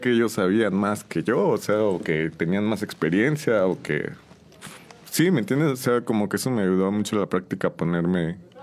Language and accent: Spanish; San Juan del Río, Querétaro, Mexico; Soy originario de aquí de San Juan del Río, de toda mi vida he vivido aquí en San Juan.